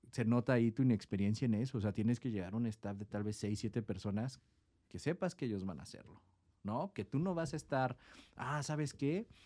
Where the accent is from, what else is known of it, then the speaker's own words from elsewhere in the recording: Tecate, Baja California, Mexico; que éramos de encenada y que de encenada y de encenada. Así como, güey, somos de Tecate, güey, ¿sabes? O sea, también era como un peso